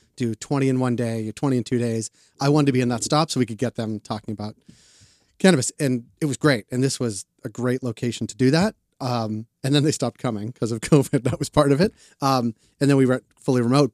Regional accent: Boston, Massachusetts, United States; moved away as an adult; also born or lived in Atlanta; now in Canada; I'm from Boston, Jewish kids from Boston

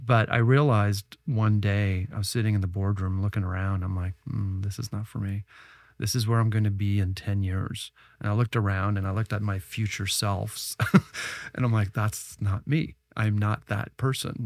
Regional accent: Ottawa, Ontario, Canada; also born or lived in Silicon Valley; now in Toronto, Canada; I'm Canadian, I grew up in Ottawa

